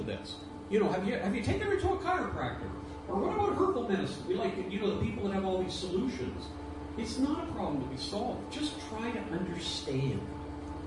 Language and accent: English; Toronto, Ontario, Canada; also born or lived in Ireland; I was raised and born in Ireland, but raised a lot of my early childhood in Toronto